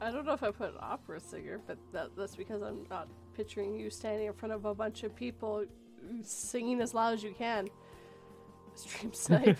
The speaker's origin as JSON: {"language": "English", "country": "Canada", "said": "we have a way smaller population. It's tiny up here."}